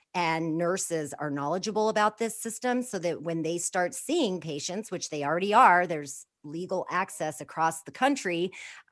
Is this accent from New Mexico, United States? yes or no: yes; Four Corners area of New Mexico, United States; born or raised there